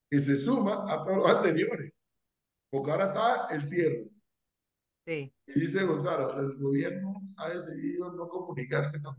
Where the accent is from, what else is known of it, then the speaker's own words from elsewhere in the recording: Panama; nos caracteriza como panameños, somos exageradamente superficial